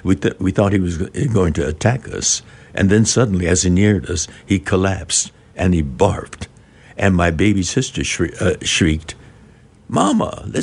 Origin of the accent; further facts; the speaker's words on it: California, United States; It was an exotic land, Arkansas. We're from Southern California.